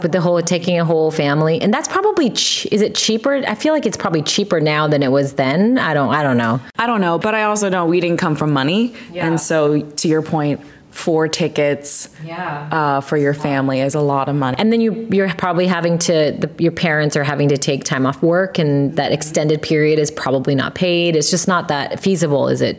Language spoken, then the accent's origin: English; Fairfax, Virginia, United States; also born or lived in South Korea; I grew up in Fairfax, Virginia. I moved there